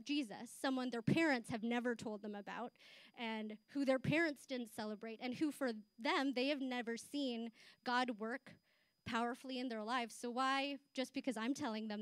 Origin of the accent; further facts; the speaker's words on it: Chatham, Ontario, Canada; also born or lived in Philippines; I immigrated here from the Philippines, so growing up in the 90s in Chatham, I was a visible minority